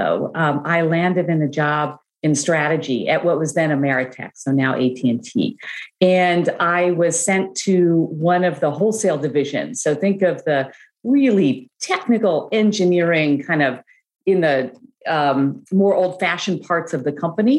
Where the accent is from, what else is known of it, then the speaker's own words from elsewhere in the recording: United States; also born or lived in Chicago / Brussels, Belgium; growing up in the United States